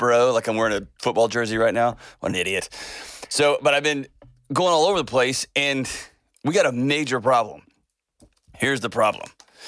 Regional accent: West Texas, United States; moved away as an adult; now in Nashville, United States; growing up in Texas

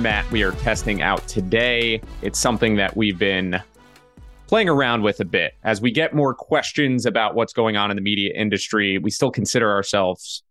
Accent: United States; I'm just going to start out as the American over here

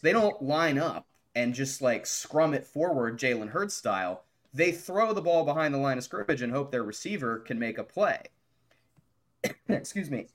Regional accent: Morgantown, West Virginia, United States; I'm a J M U alum, but I grew up in Morgantown

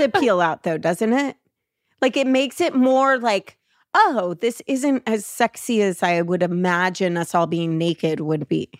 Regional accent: Los Angeles, California, United States; growing up in L

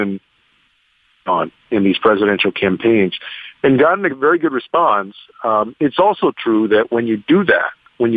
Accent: San Antonio, Texas, United States; having grown up in the neighborhoods that I grew up in San Antonio

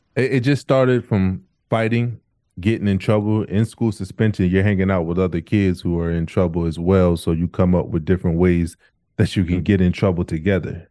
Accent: Wilmington, Delaware, United States; also born or lived in Camden, New Jersey; I was born in Camden, New Jersey, and when our house caught on fire when I was around two years old, I moved to Delaware, Wilmington, Delaware, um, where I was raised.

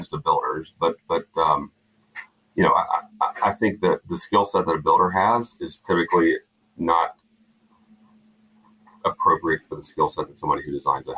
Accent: South Georgia, United States; I grew up in a small South Georgia town

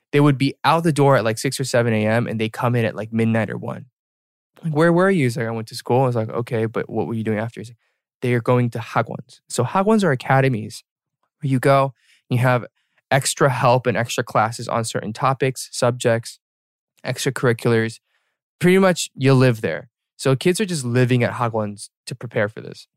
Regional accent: Atlanta, Georgia, United States; we were born and raised in Atlanta

